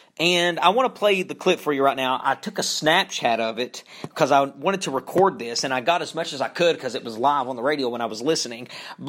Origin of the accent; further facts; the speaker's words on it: Eastern Kentucky, United States; from my hometown, from where I'm from, in Eastern Kentucky